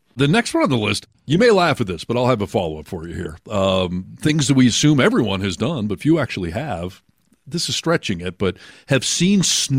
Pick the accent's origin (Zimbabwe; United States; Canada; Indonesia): United States; Michigan; moved away; growing up in Michigan